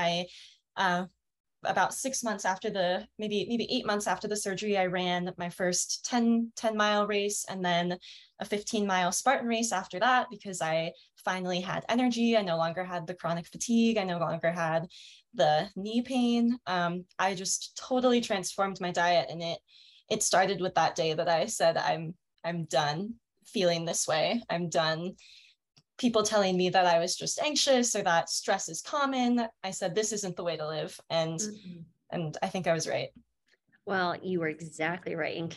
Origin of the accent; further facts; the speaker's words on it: Denver, Colorado, United States; I'm 24 and I'm from Denver, Colorado. I actually just moved here.